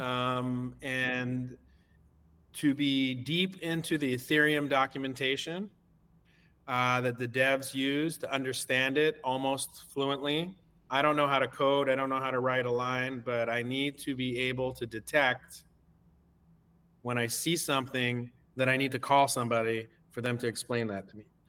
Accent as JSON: {"language": "English", "country": "Canada", "said": "I'm uh, Canadian. I, uh, I I make my permanent home here in Canada."}